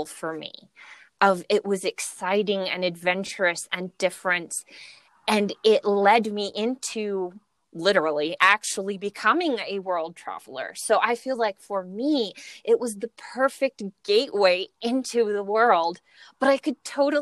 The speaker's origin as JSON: {"language": "English", "region": "Midwest", "country": "United States", "said": "I come from the Midwest"}